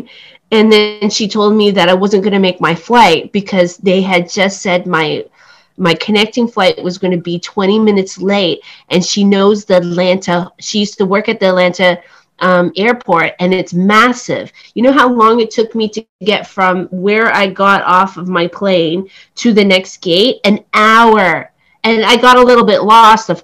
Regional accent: Toronto, Ontario, Canada; also born or lived in Cambodia; I'm from Toronto

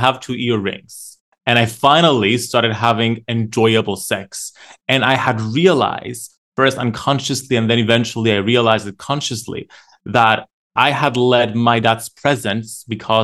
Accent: Cyprus; I grew up in Cyprus

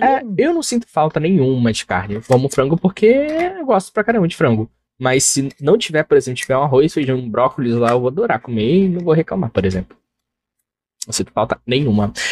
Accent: Brazil; nunca saí do Brasil

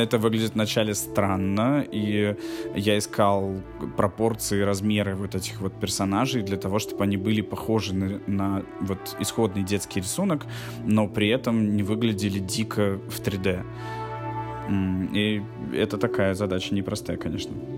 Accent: Russia; Здесь я выступаю из России

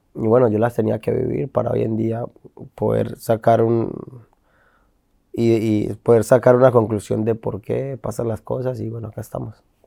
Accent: Colombia; moved away; also born or lived in Argentina; como colombiano

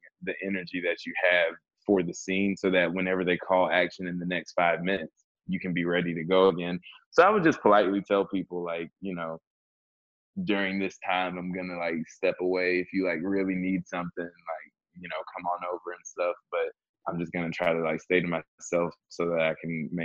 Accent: the South, United States; I'm also from the South

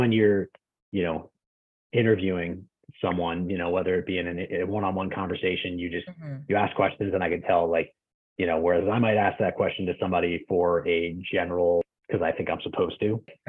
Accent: East Coast, United States; moved away as an adult; now in West Coast, United States; I grew up on the East Coast and I moved out to the West Coast 8 years ago to work at Amazon.

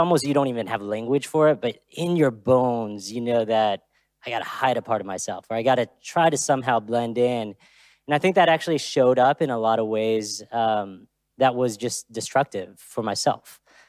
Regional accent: Texas, United States; also born or lived in Austria; I grew up here mostly in Texas, but I was actually born in Austria. Most people don't know that.

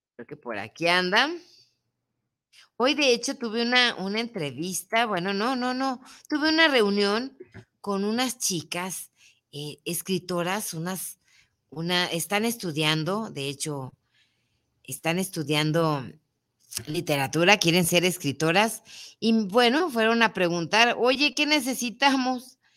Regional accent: Mexico; also born or lived in Guadalajara, Jalisco

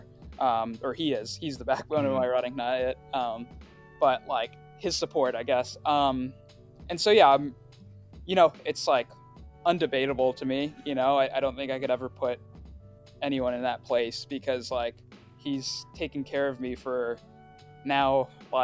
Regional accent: Riverside, California, United States; first language Swahili; English is a second language; also born or lived in Tanzania; I was born in California in Riverside to Tanzanian parents.

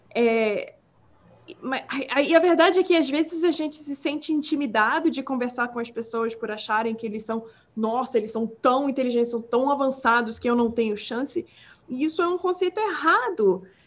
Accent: Brazil; accent: Portuguese; first language English; Portuguese is a second language; now in United States; quando eu era criança no Brasil

